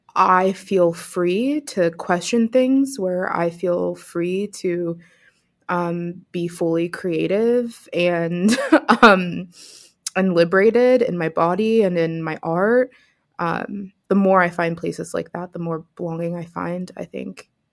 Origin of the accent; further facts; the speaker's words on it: Pittsburgh, Pennsylvania, United States; also born or lived in upstate New York; now in New York, United States; was born and raised in Pittsburgh, so I'm a, a city girl at heart and miss it